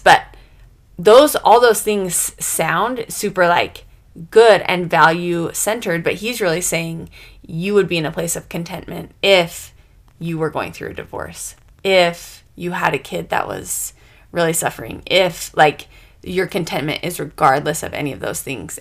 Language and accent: English; United States; I'm American.